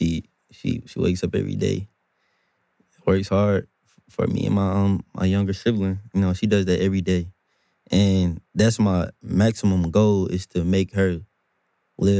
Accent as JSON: {"language": "English", "town": "Durham", "region": "North Carolina", "country": "United States", "said": "I'm from Durham"}